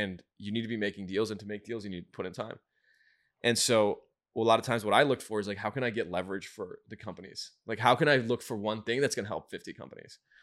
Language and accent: English; Michigan, United States; moved away as an adult; I grew up in Michigan